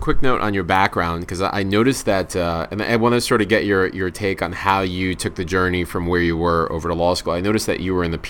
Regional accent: New York City, New York, United States; I was surrounded by a lot of solo practitioners growing up in Brooklyn.

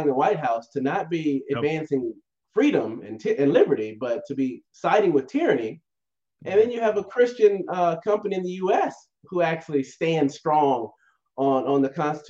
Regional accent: Virginia, United States; moved away; I'm a country boy at heart. You know, I'm from Virginia originally

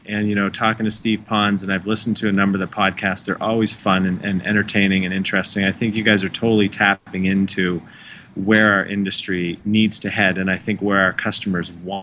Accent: Canada; now in United States; I am Canadian

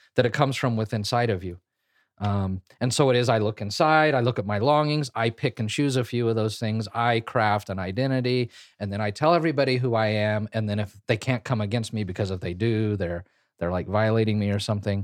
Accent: Kansas, United States; I grew up in Kansas

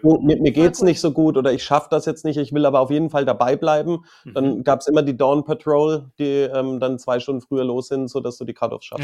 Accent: Franconia, Bavaria, Germany; moved away as an adult; now in London, United Kingdom; Bei uns in Franken

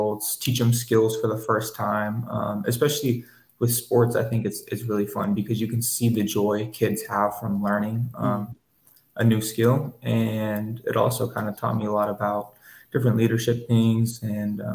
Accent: Northern California, United States; I was born and raised in Northern California

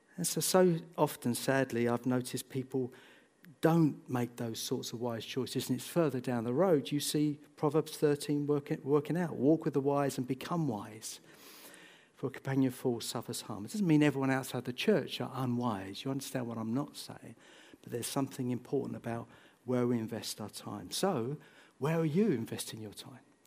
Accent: Bedford, East of England, United Kingdom; also born or lived in St Neots; I grew up in Bedford

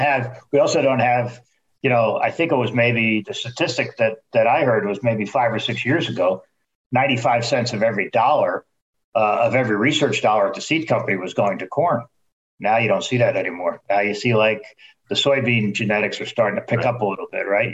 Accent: Netherlands; moved away; my home country

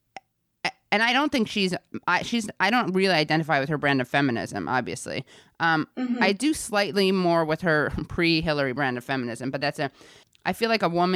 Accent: New York City, New York, United States; I grew up in New York City

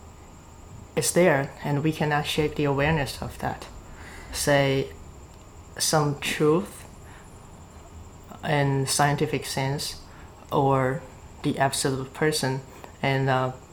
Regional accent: China; I'm from China

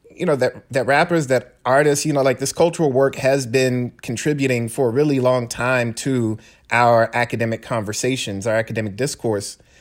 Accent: Decatur, United States; now in Charlottesville, United States; my hometown of Decatur

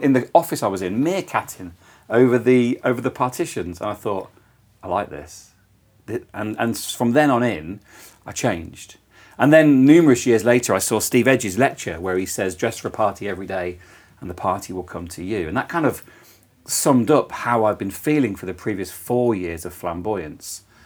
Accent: Coventry, West Midlands, United Kingdom; born or raised there; also born or lived in Toowoomba, Australia

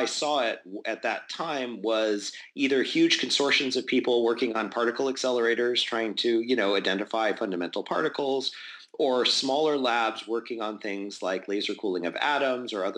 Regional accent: Albuquerque, New Mexico, United States; I grew up in Albuquerque, New Mexico

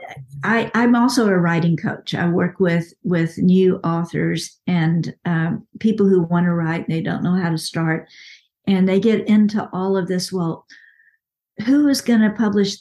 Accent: West, Texas, United States; I'm from a little town in central Texas called West. And it's a town of now 3,000 people. When I was growing up, there was only like 2,000

